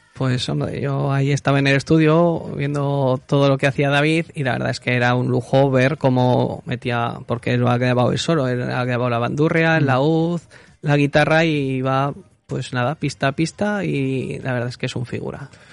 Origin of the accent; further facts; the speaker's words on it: Cera, Aragon, Spain; now in Zaragoza, Spain; en Cera que es mi pueblo, pues se ha cantado mucho